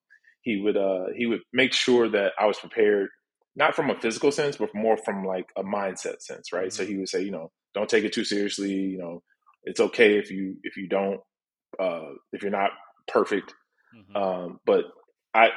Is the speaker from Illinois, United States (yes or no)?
yes; Chicago, Illinois, United States; also born or lived in Detroit, Michigan; at about 9 or 10, we moved to Chicago